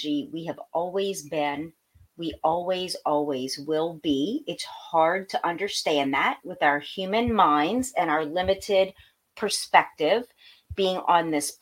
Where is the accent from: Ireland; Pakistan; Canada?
Pakistan; I'm Pakistani.